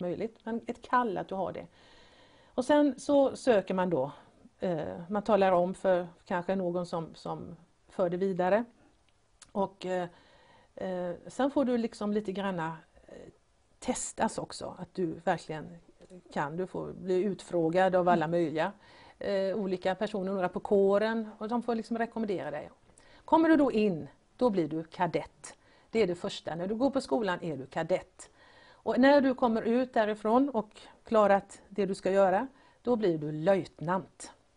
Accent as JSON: {"language": "Swedish", "town": "Gothenburg", "region": "Västra Götaland", "country": "Sweden", "tie": "born or raised there", "said": "Jag föddes här i den här fantastiska staden Göteborg."}